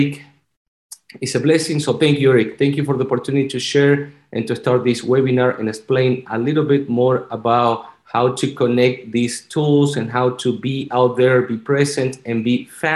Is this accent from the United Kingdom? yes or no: no; Argentina; English is a second language; moved away as an adult; also born or lived in Virginia; now in Florida, United States; I'm originally from Argentina. That's why I have this beautiful, so good accent